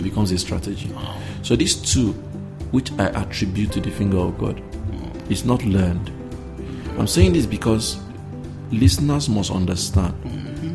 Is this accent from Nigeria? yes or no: yes; Nigeria; as a Nigerian or African